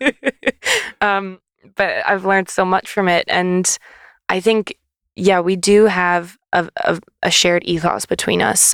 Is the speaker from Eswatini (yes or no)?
no; Canada; moved away as an adult; now in United Kingdom; I'm from Canada